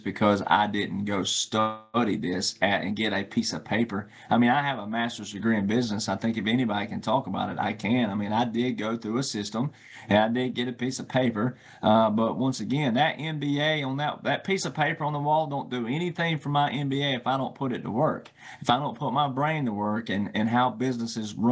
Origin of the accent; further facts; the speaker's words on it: the South, United States; I grew up in the South, right? And I grew up in the Bible Belt.